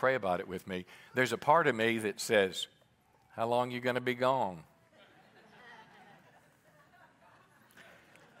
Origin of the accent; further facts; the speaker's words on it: Mississippi, United States; moved away as an adult; also born or lived in California; I was raised in Mississippi in the Navy in California.